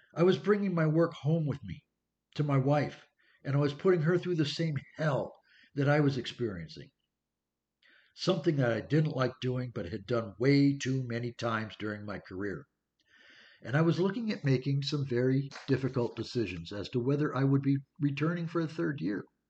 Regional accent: California, United States; also born or lived in Pennsylvania; I moved from Pennsylvania to California in the early 1960s

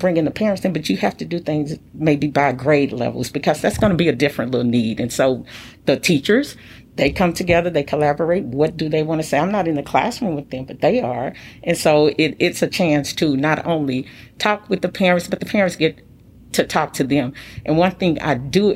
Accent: Midwest, United States; moved away; So I'm from the Midwest. I say things different than people from the Southwest.

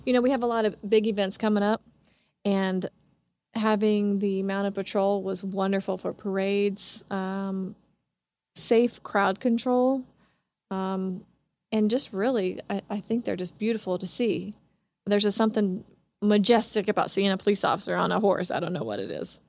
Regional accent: Kansas City, Kansas, United States; I grew up in Kansas City, Kansas, but I was born here on the Missouri side

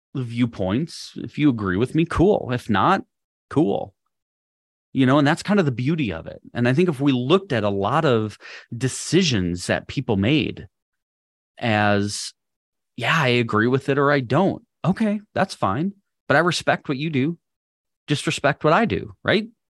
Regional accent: Minnesota, United States; moved away as an adult; also born or lived in Missouri / Wisconsin; now in Texas, United States; I was born and raised in Minnesota.

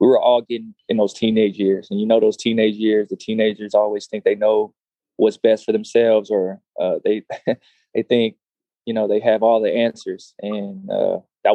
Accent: Austin, Texas, United States; So I'm from Austin, Texas. Born and raised

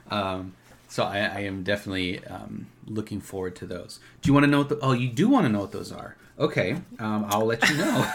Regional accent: Minnesota, United States; moved away; we're from Minnesota originally

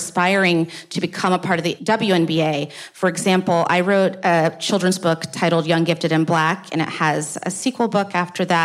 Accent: the South, United States; I am originally from the South

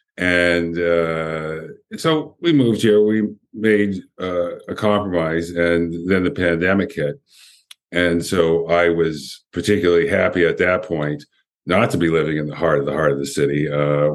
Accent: Windsor, Ontario, Canada; moved away; also born or lived in Toronto; growing up in Windsor.

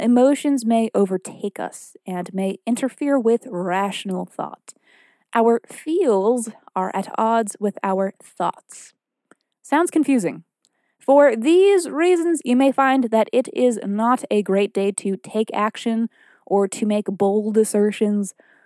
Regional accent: Salem, Massachusetts, United States; I was born in Witch City, Salem, Massachusetts

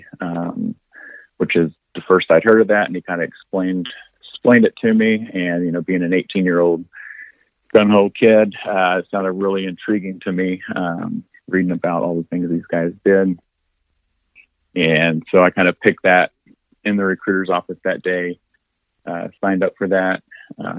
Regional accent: Lanesville, Indiana, United States; My town was called Lanesville, Indiana

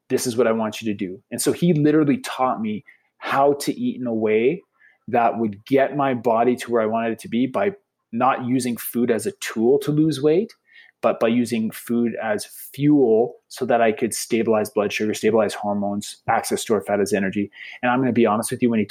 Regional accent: Lethbridge, Alberta, Canada; We're from Lethbridge, Alberta, Canada

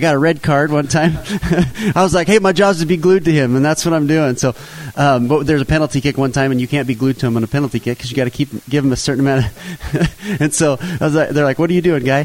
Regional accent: Payette, Idaho, United States; I grew up in Payette, not too far from here

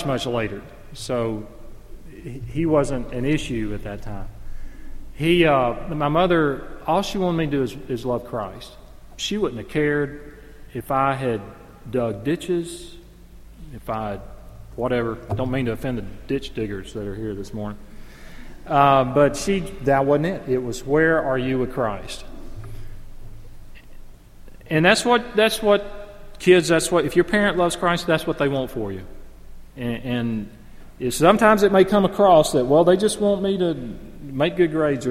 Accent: 30 minutes from Jacksonville, Alabama, United States; moved away; it's only 30 minutes from my hometown

